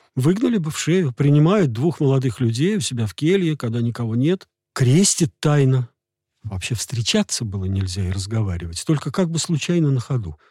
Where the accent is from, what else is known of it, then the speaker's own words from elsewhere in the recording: Moscow, Russia; я из Москвы